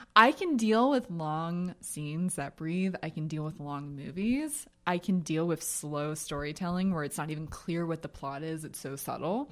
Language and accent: English; Jersey border, East Coast, United States; I'm from the Jersey border.